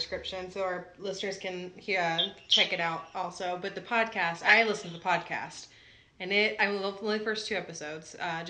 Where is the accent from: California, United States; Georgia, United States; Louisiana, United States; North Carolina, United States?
Louisiana, United States; moved away as an adult; now in Pocatello, United States; We're both from Louisiana.